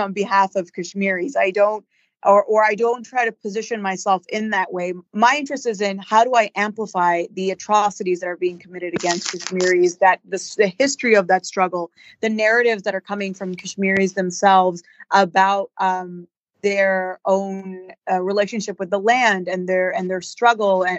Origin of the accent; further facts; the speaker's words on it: Pakistan; I'm Pakistani because that's where I was born